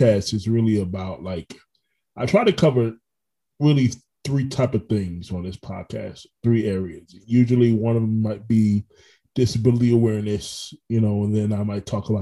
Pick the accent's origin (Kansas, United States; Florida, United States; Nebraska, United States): Florida, United States; Orlando; also born or lived in Brooklyn, New York; I'm natively from Brooklyn, but like I lived there for about 7 years. But I mean, Orlando's home for me.